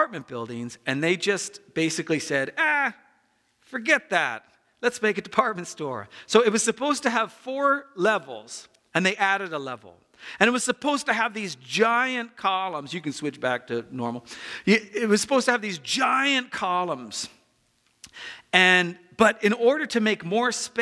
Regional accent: United States; I'm American

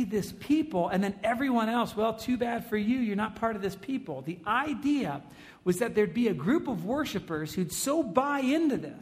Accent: United States; we're American

